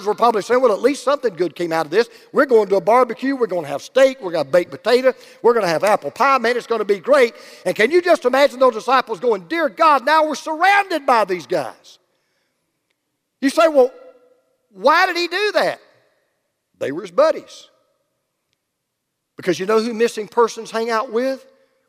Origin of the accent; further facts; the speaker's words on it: Oakwood, Georgia, United States; I was born in Oakwood, Georgia